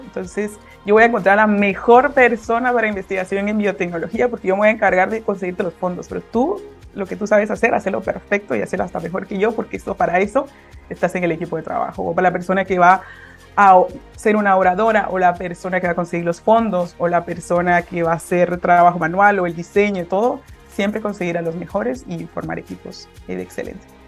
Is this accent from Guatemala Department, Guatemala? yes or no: yes; Guatemala City, Guatemala Department, Guatemala; soy de Guatemala, de la ciudad de Guatemala